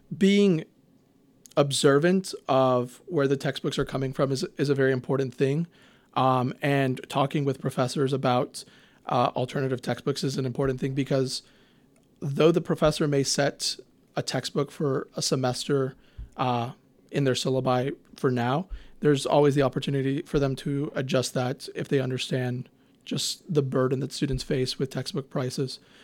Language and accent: English; Houston, Texas, United States; I'm from Houston. I will always rep H-Town